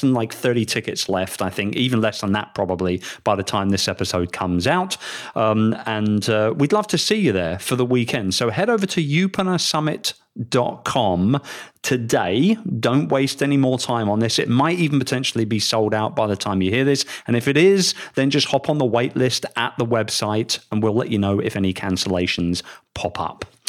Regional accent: London, United Kingdom; moved away as an adult; also born or lived in Philippines; my hometown, London, England

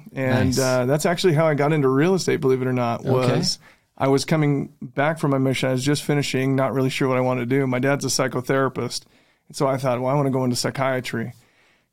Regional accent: West Valley City, Utah, United States; also born or lived in Bountiful, Utah; I actually grew up in West Valley until I was 10 years old

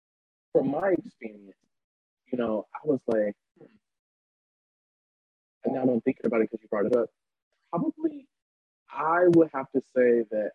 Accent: the South, United States; because I haven't been to a church in such a long time, because growing up in the South, it's, you know, gay men seen and not seen.

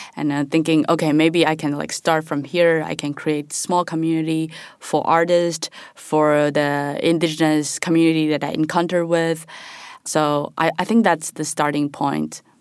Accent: Taiwan; moved away; also born or lived in Chicago / Taipei; I'm from Taiwan

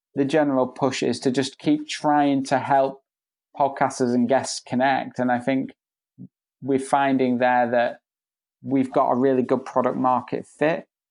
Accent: Spain; moved away; I grew up in Spain, so I, my Spanish is fluent

